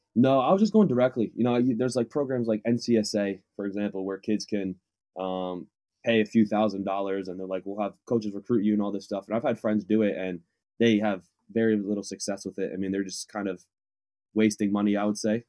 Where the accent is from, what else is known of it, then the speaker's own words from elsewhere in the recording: Waterbury, Connecticut, United States; moved away as an adult; now in Southern California, United States; I'm from Waterbury, Connecticut, but I go to school here in Southern California.